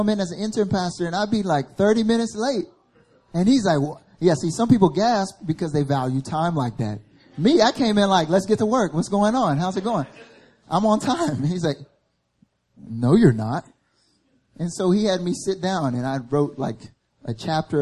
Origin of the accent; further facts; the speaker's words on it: the South, United States; moved away as an adult; now in Seoul, South Korea; I grew up in the South. And in the South, where I grew up